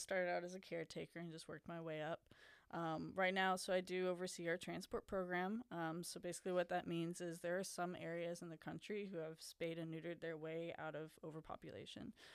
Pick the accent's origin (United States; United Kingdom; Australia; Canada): United States; Baton Rouge, Louisiana; now in Lafayette, United States; I grew up in the Baton Rouge area